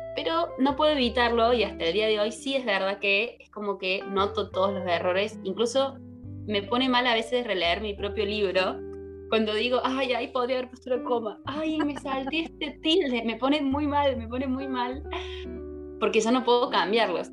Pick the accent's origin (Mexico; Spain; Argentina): Argentina; Córdoba; también soy de Córdoba